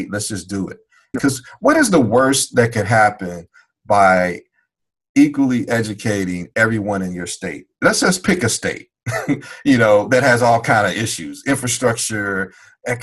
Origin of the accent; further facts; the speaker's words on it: Chicago, Illinois, United States; growing up in Chicago